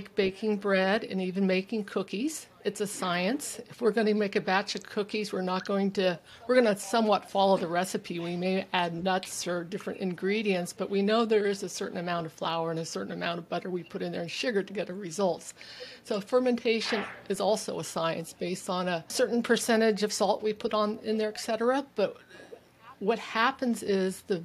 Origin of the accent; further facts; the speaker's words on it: California, United States; moved away as an adult; also born or lived in Germany / Texas; now in Vancouver Island, Canada; I was born and raised in California